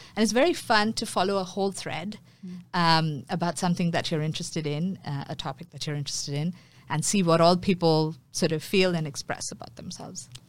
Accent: Mumbai, Maharashtra, India; now in Singapore; I grew up in Mumbai, um, which is my hometown.

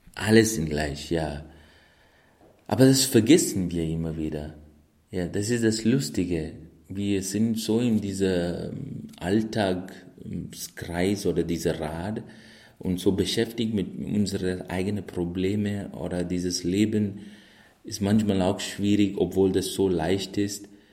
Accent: India; moved away; bin ich in Indien geboren

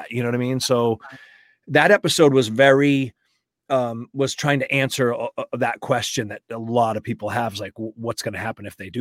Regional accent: New England, United States; I'm from New England

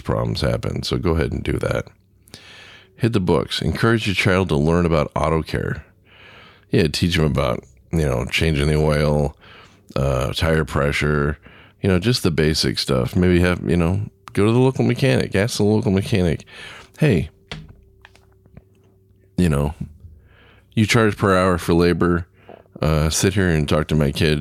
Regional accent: Southern California, United States; now in Midwest, United States; I grew up in Southern California, so we didn't have a lot of humidity. I got up here to the Midwest

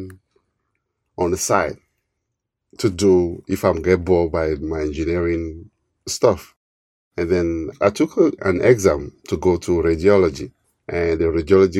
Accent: Togo; also born or lived in New Jersey, United States; now in United States; I'm an immigrant from West Africa, Togo, to U.S. almost 20 years ago

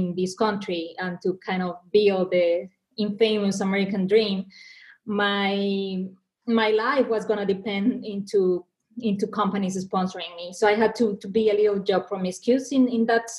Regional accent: Mexico; English is a second language; moved away as an adult; also born or lived in Argentina / New York; now in United States; I was born and raised in Mexico

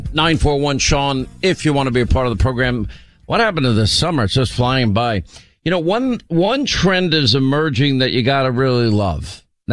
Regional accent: New York, United States; I grew up in New York

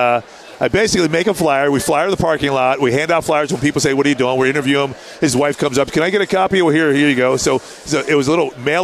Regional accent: Pennsylvania, United States; now in San Diego, United States; I grew up in Pennsylvania

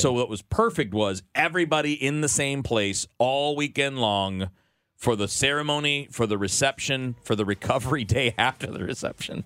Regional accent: Michigan, United States; moved away as an adult; also born or lived in Miami, Florida; I'm from Michigan

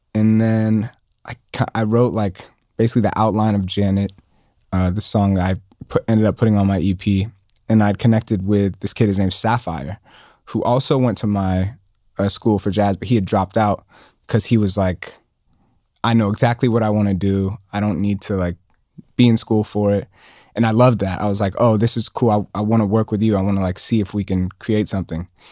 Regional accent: Atlanta, Georgia, United States; growing up in Atlanta

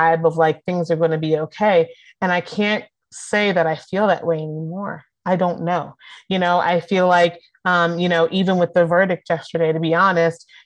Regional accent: Philadelphia, Pennsylvania, United States; I'm from Philly.

